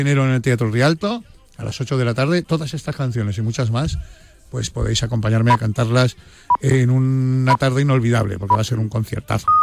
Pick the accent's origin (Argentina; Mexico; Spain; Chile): Spain; me siento muy orgulloso de ser español